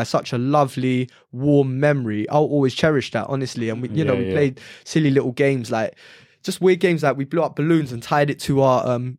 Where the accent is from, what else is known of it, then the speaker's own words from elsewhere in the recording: London, United Kingdom; we're from London